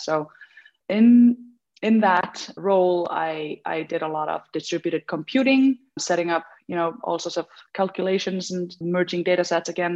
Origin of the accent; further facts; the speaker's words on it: Iceland; I came back home and uh, to Iceland. I'm from Iceland